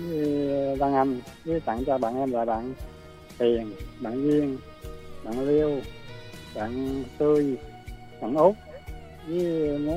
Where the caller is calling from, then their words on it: Tiền Giang, Vietnam; Tiền Giang